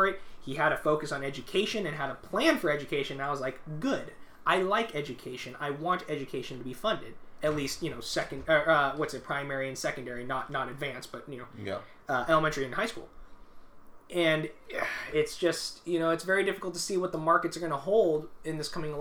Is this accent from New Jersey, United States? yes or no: no; Georgia, United States; now in Los Angeles, United States; I was born in Georgia